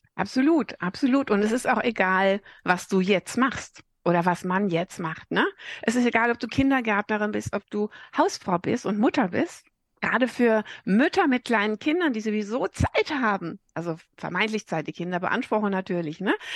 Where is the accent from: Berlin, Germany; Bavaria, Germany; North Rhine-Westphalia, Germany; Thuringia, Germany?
North Rhine-Westphalia, Germany; Sauerland; ich bin ein Sauerländer Mädel